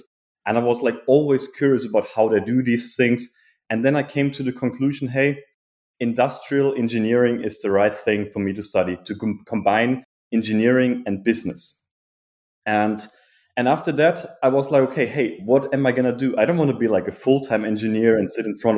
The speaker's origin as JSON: {"language": "English", "country": "Germany", "tie": "born or raised there", "moved": "yes", "said": "I'm originally from Germany. I grew up in a small but beautiful village in the city, between the city Frankfurt and Cologne."}